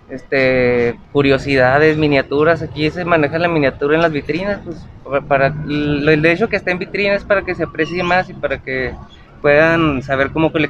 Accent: Ciudad Juárez, Chihuahua, Mexico; Sí, somos de Juárez.

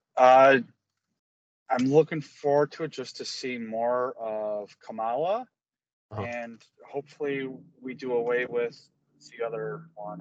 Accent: Chicago, Illinois, United States; I'm a Chicagoan

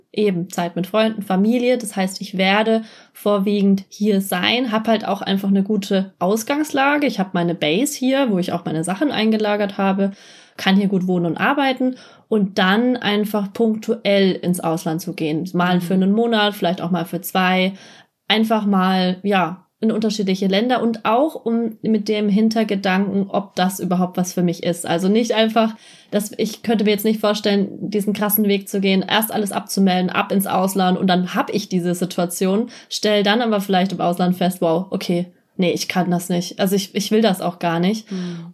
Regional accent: Germany; ich fühle mich nicht mehr als Deutsche

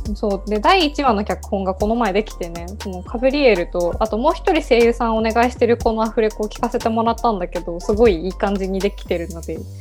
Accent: Yamaguchi, Japan; 私たち、あのあの山口県出身

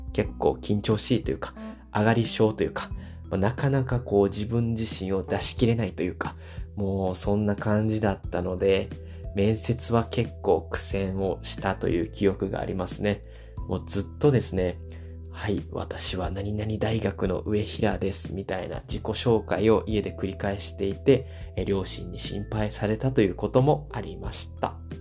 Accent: Osaka, Japan; 私大阪出身なので、今も大阪に住んでい

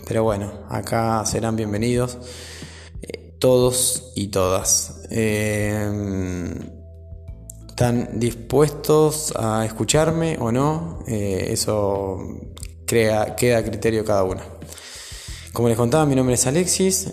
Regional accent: Coronel Suárez, Buenos Aires Province, Argentina; nací en Coronel Suárez, eh, padres separados, mi mamá madre soltera, me crié con mi abuela y mi tía

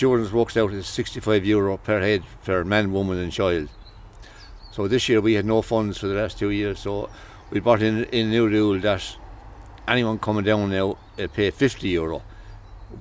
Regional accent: Clonmel, Munster, Ireland; born or raised there; also born or lived in Dublin

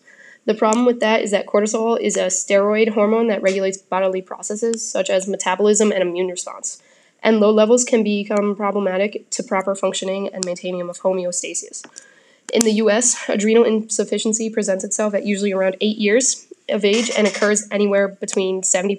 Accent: New York, United States; I'm from New York.

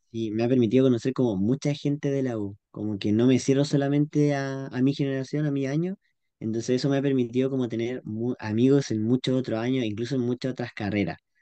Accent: Pichilemu, O'Higgins, Chile; moved away as an adult; now in Santiago, Chile; pichilemino toda mi vida. Ahora en Santiago, ah. nacido y criado en Pichilemu, un salado.

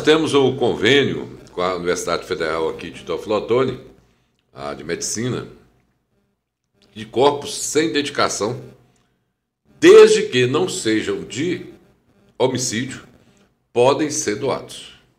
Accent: Teófilo Otoni, Minas Gerais, Brazil; also born or lived in Juiz de Fora; eu nasci aqui em Teoflotone, né? Em 1 de outubro. Fui criado aqui

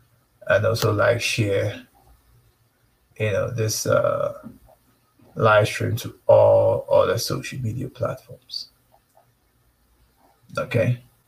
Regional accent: Nigeria; now in Canada; Canada is voting, but I told her, look, I'm Nigerian. I don't vote. Even in Nigeria, I don't vote.

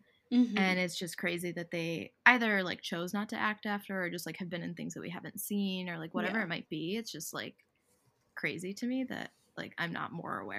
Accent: United States; obviously I was born and raised in the States.

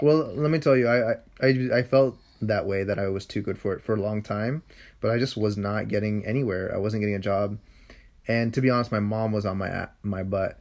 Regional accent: San Francisco, California, United States; I grew up in a part of this city that's called the Sunset

